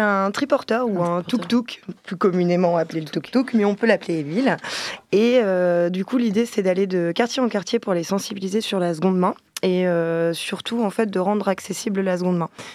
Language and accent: French; Lille, Hauts-de-France, France; moved away; je suis originaire de Lille